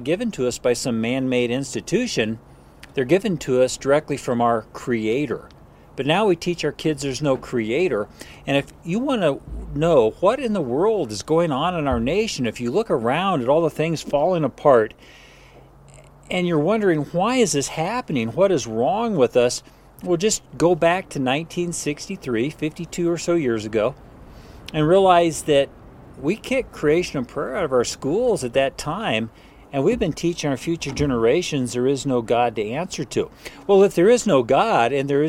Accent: United States

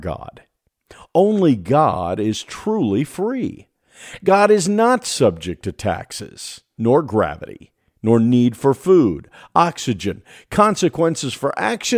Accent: United States; As an American

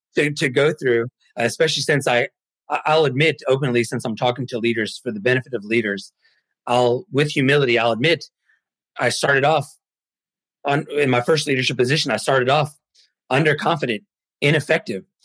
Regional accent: United States; also born or lived in Mexico; I'm American. However, I was actually born in Mexico and I was adopted by Americans

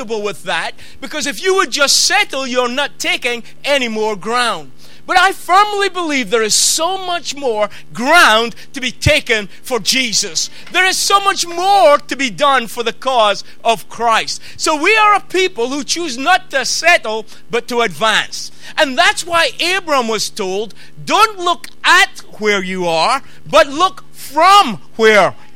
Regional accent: Peterhead, Scotland, United Kingdom; I'm from the Northeast. I'm Peterhead boy.

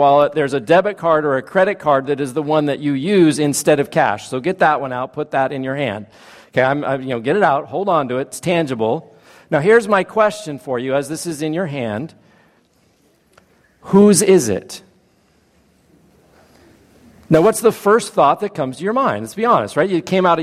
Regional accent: Napa, California, United States; I grew up in Napa, not far from here

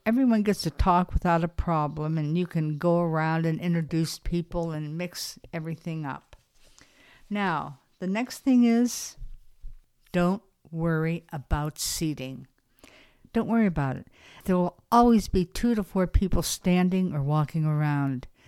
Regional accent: Beverly Hills, California, United States; moved away; I'm originally from Beverly Hills, California

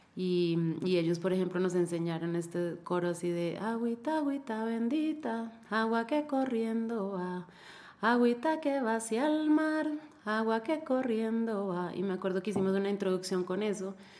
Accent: Colombia; now in Ecuador; yo toda la vida he escuchado San Antonio en Colombia

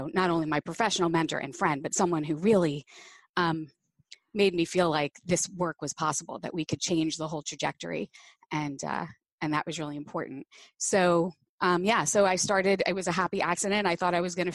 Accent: New Jersey, United States; also born or lived in New York City; So I was born in New York City and moved to New Jersey when with my family when I was four, and grew up pretty much a Jersey girl.

